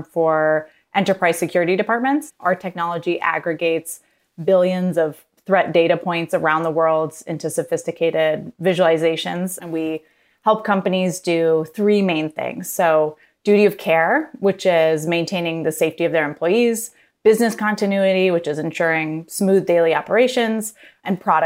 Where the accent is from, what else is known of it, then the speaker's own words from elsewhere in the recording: San Francisco, California, United States; moved away as an adult; also born or lived in Mexico City; I grew up in San Francisco